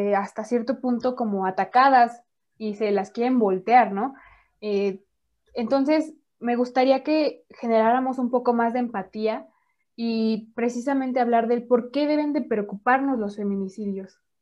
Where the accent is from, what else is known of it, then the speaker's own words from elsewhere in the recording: Mexico; vivimos las mujeres mexicanas